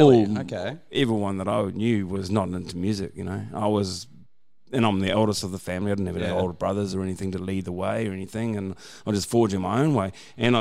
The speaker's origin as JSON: {"language": "English", "region": "Auckland", "country": "New Zealand", "tie": "born or raised there", "moved": "as an adult", "lives_now": "Brisbane, Australia", "said": "I grew up in Auckland. It's a bigger city in New Zealand. It's pretty much the same size as Brisbane."}